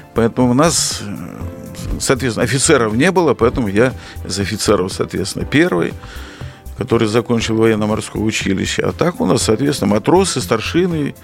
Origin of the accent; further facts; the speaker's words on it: Brest Region, Belarus; мы уже в пятом поколении проживаем в Белоруссии